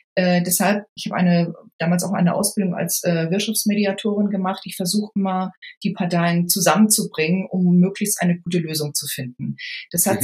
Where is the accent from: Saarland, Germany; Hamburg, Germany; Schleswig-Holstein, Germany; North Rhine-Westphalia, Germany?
Schleswig-Holstein, Germany; Lübeck; ich komme aus Schleswig-Holstein, äh, bin mhm. Lübeckerin und bin dort in einem Stadtteil aufgewachsen, der heißt Travemünde